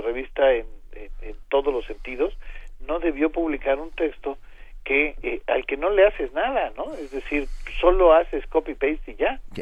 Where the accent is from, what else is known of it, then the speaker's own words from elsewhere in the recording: Arcelia, Guerrero, Mexico; moved away; Arcelia imagínense es mi tierra